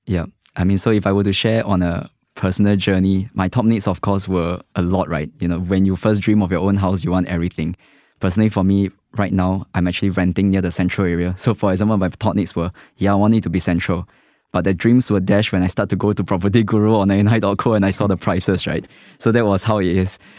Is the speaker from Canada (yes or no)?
no; West Region, Singapore; I grew up in the West, Far West